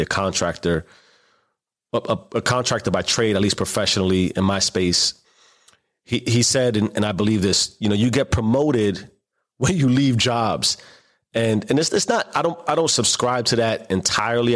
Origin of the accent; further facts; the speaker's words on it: New York City, New York, United States; growing up in the South Bronx